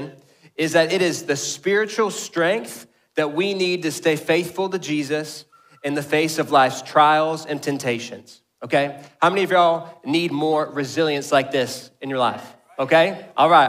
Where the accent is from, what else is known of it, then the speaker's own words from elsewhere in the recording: Garland, Texas, United States; I grew up in the South Garland, North Mesquite area of the Metroplex.